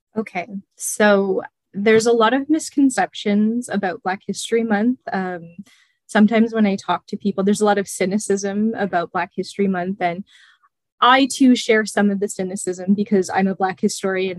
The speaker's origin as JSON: {"language": "English", "town": "Chatham", "region": "Ontario", "country": "Canada", "also_born_or_lived": "London, Ontario", "moved": "as an adult", "said": "I'm originally from uh, the city of Chatham, and my uh, mother and my grandparents are part of Chatham's"}